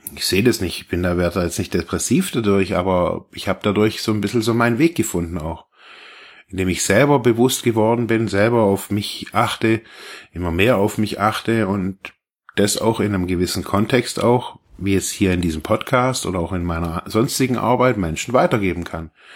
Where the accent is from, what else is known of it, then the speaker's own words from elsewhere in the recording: Germany; also born or lived in Ravensburg; wir so als Deutsche so oder als Westeuropäer